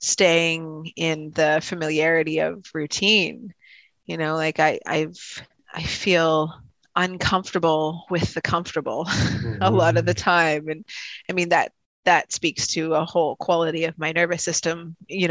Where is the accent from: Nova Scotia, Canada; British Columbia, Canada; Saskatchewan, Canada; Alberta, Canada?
Saskatchewan, Canada; Regina; moved away; I was born in Regina, Saskatchewan.